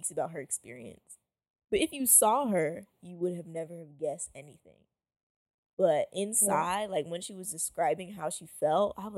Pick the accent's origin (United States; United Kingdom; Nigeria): Nigeria; I'm Nigerian